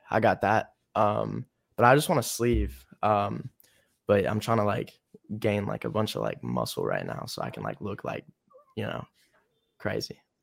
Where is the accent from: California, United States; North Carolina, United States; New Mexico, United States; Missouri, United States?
North Carolina, United States; now in Los Angeles, United States; I'm from North Carolina